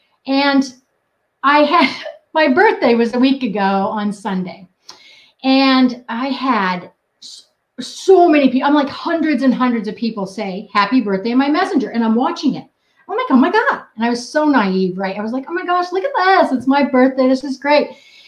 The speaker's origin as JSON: {"language": "English", "region": "New England", "country": "United States", "tie": "born there", "said": "I was born in New England and I cuss like a sailor."}